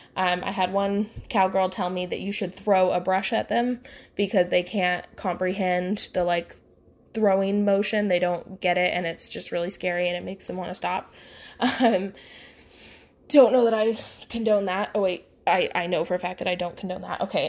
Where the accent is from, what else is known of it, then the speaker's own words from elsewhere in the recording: the Midwest of the United States, United States; I grew up in the Midwest of the United States